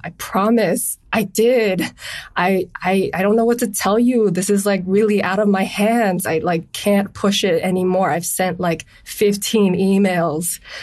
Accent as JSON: {"language": "English", "town": "Honolulu", "region": "Hawaii", "country": "United States", "said": "I'm from Honolulu, Hawaii"}